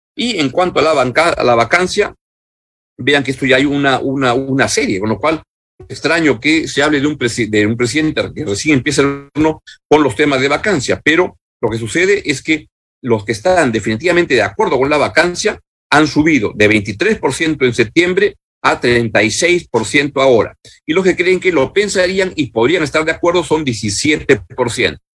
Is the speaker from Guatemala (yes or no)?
no; Peru